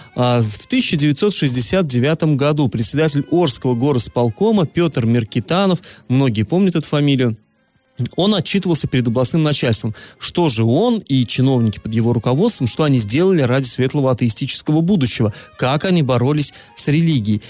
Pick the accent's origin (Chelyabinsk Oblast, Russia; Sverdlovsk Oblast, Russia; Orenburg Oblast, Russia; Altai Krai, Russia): Orenburg Oblast, Russia; Iriklinsky / Iriklinskoye Reservoir; moved away; Реклинск, на Реклинское водохранилище, на малую родину свою